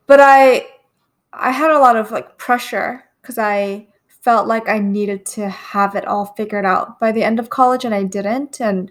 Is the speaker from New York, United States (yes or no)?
yes; New York City, New York, United States; I grew up in Queens, New York